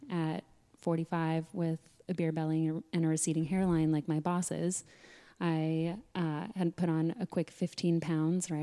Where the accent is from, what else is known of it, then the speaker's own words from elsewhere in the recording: Sedona, Arizona, United States; growing up in Sedona